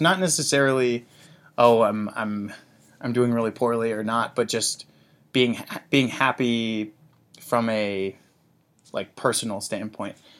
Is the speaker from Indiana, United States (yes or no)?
yes; Zionsville, Indiana, United States; moved away as an adult; I grew up in Indianapolis, Indiana